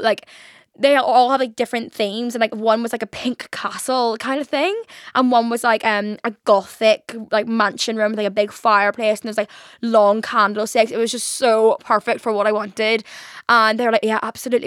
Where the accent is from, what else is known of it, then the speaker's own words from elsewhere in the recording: Belfast, Northern Ireland, United Kingdom; moved away as an adult; now in London, United Kingdom; When I moved from Belfast to London